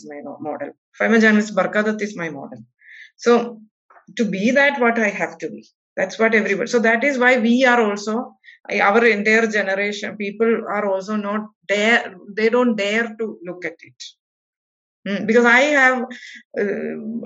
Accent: Wayanad, Kerala, India; I am from Wayanad

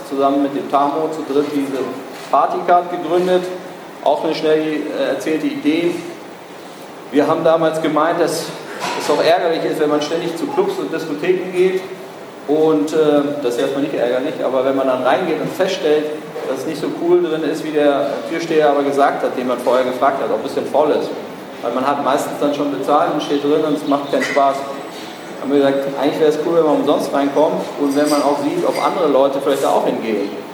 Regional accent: Berlin, Germany; ich bin Berliner

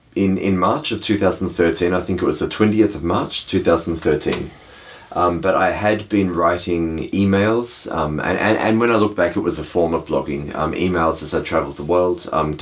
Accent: Sydney, New South Wales, Australia; moved away as an adult; also born or lived in Lahore, Pakistan / Chennai, India; now in Melbourne, Australia; I am from Sydney.

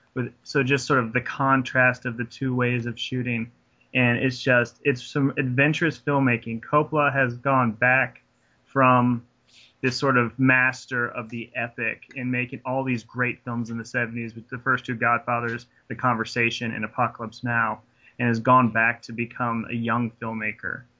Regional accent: Raymore, Missouri, United States; That's my hometown.

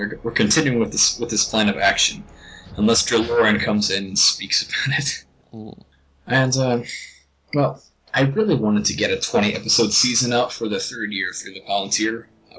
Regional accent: Texas, United States; But we're from Texas. Texas. Great Texas.

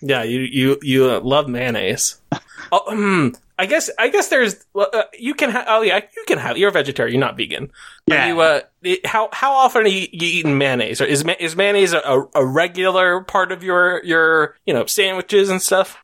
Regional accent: United States; as an American

